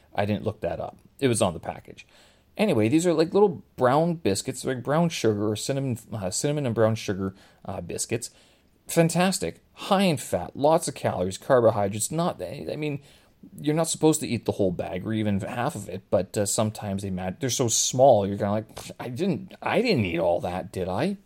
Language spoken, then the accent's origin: English; Canada; Growing up in Canada, I mean, French and Ukrainian, uh, were part of my childhood